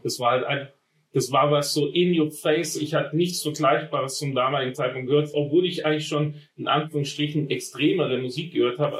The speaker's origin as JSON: {"language": "German", "town": "Friedrichshafen", "region": "Baden-Württemberg", "country": "Germany", "tie": "born or raised there", "said": "Ich bin am, am Bodensee aufgewachsen, in Friedrichshafen"}